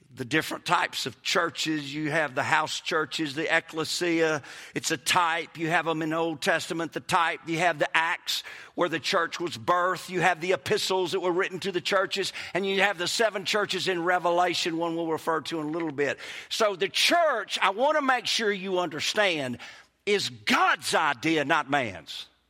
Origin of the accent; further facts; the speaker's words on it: Kosciusko, Mississippi, United States; accent: Mississippi; moved away as an adult; also born or lived in Hattiesburg, Mississippi / Clinton, Mississippi; now in Florida, United States; I was born in Hattiesburg, raised in Kosciuszko, moved to Clinton High School, and I'm telling you, people make fun of my accent.